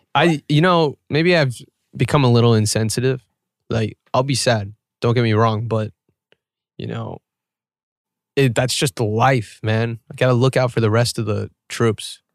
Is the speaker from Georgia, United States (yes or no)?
yes; Atlanta, Georgia, United States; moved away; I was born in Atlanta.